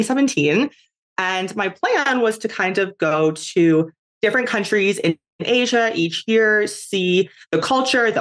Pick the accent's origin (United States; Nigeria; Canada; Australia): Canada; moved away as an adult; I am originally from Canada